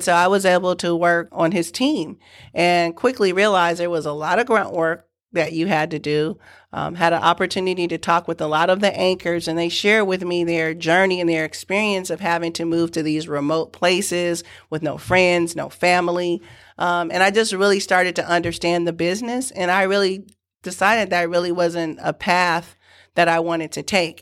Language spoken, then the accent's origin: English; San Francisco, California, United States; also born or lived in Galveston, Texas; we moved from Galveston, Texas, Texas to San Francisco, California. Uh, we moved in with my great aunt and uncle